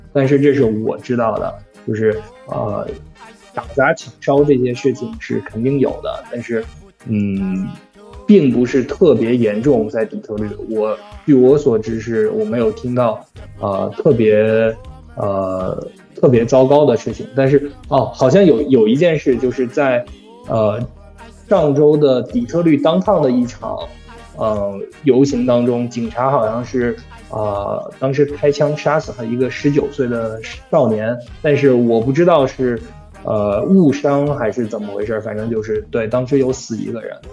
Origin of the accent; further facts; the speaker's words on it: Hangzhou, Zhejiang, China; now in United States; 我老家是杭州的嘛